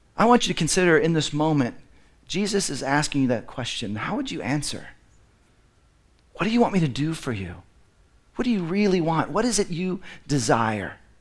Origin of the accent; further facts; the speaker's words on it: Dallas, Texas, United States; I grew up in Dallas, which I think is the belt buckle of the Bible Belt